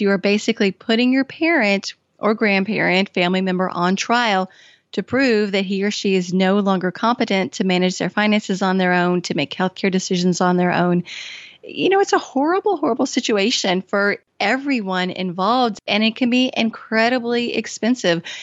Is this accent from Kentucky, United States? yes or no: yes; Kentucky, United States; also born or lived in Washington, D.C.; I had been living in Washington, D C and moved back home to my home state of Kentucky